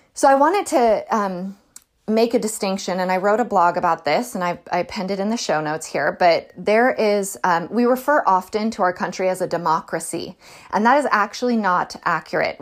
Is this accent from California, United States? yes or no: yes; California, United States; I'm from California